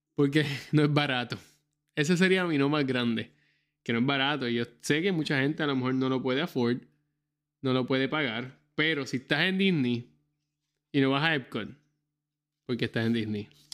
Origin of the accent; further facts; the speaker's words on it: Puerto Rico; moved away as an adult; yo soy puertorriqueño